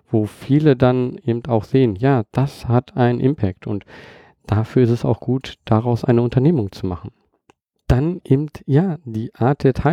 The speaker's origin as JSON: {"language": "German", "country": "Germany", "tie": "born there", "said": "Ich bin in Deutschland geboren"}